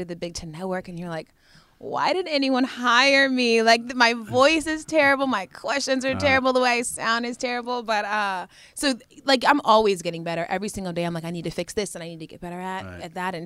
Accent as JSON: {"language": "English", "region": "Georgia", "country": "United States", "said": "I'm from Georgia"}